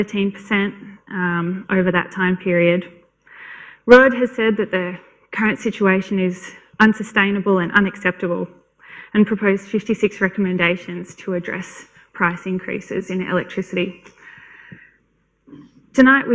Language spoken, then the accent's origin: English; Canberra, Australian Capital Territory, Australia; I'm from Canberra